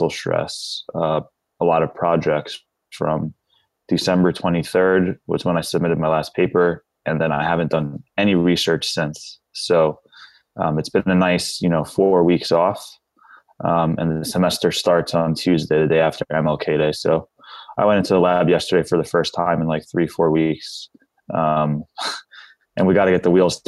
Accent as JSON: {"language": "English", "area": "Long Island", "region": "New York", "country": "United States", "tie": "born or raised there", "moved": "yes", "lives_now": "Florida, United States", "said": "Yeah, I'm from Long Island, man. Born and raised there."}